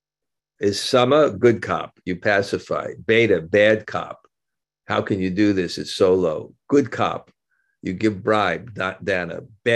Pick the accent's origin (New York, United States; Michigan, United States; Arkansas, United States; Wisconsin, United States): New York, United States; I grew up in New York